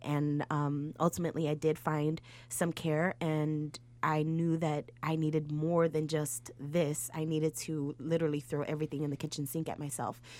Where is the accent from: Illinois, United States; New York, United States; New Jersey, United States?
Illinois, United States; Chicago; I'm from Humble Park